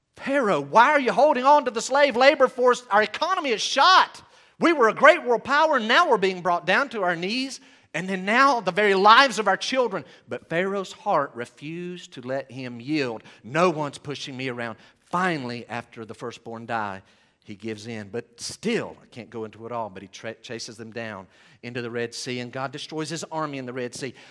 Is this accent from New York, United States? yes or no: no; Western North Carolina, United States; we're from Western North Carolina